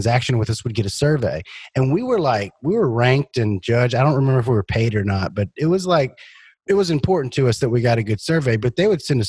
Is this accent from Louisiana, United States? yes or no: yes; Louisiana, United States; I'm from Louisiana